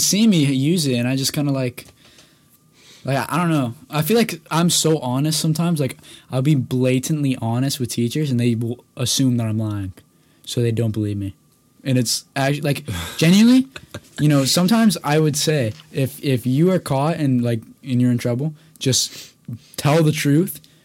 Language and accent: English; Toronto, Ontario, Canada; I grew up in Toronto, Ontario